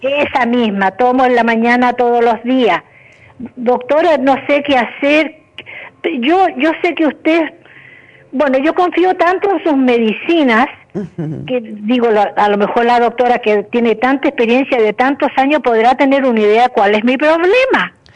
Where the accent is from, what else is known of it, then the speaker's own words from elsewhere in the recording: Chile; moved away; yo soy chilena